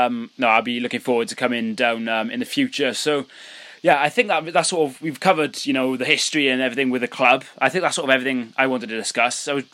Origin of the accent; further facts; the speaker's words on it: Wales, United Kingdom; So I'm from Wales.